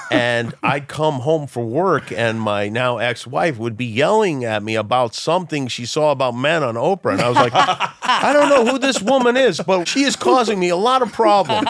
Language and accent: English; New York City, New York, United States; we're from Brooklyn